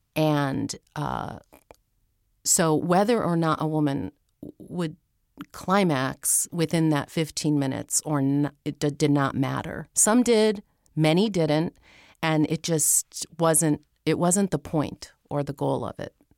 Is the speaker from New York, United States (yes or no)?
no; Pennsylvania, United States; moved away as an adult; also born or lived in San Francisco; I was staying in my hometown in Pennsylvania at the time